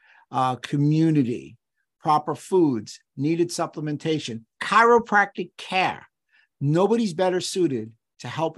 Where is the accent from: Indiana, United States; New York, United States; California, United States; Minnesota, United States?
New York, United States; New York City; I grew up in New York City in the borough of the Bronx